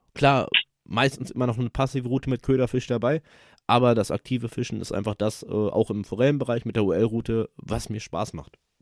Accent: near Dortmund, North Rhine-Westphalia, Germany; Ich komme aus der Nähe von Dortmund

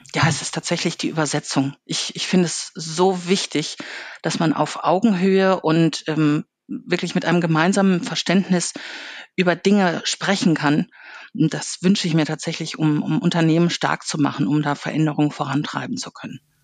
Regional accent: Ruhr area, North Rhine-Westphalia, Germany; ich bin im Ruhrgebiet aufgewachsen

